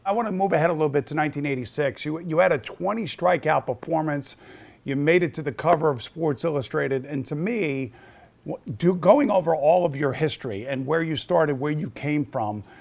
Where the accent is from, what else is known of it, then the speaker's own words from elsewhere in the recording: New Yorker, United States; as a New Yorker and as a Met fan